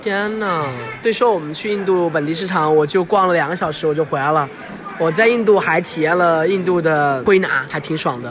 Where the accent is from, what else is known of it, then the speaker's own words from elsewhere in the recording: Sichuan, China; 我作为四川人很难忍受那种味道